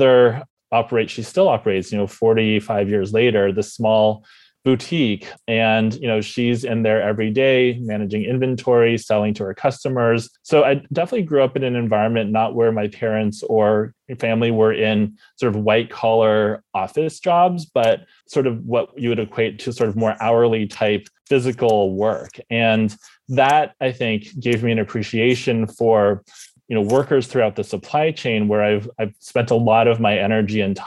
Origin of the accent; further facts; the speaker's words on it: Bay Area, California, United States; grew up in the Bay Area, California, born and raised